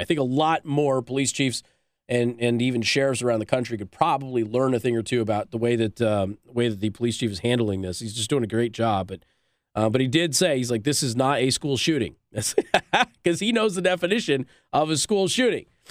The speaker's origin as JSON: {"language": "English", "region": "Southwest", "country": "United States", "moved": "yes", "said": "I'm from the Southwest."}